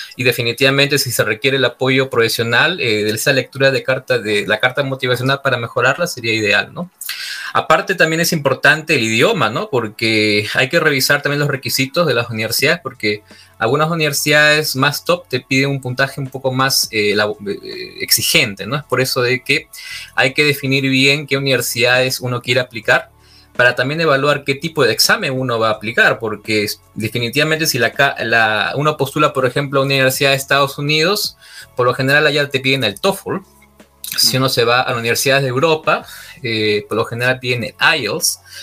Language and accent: Spanish; Trujillo, La Libertad, Peru; moved away; soy Trujillán, eh, soy ingeniero civil de profesión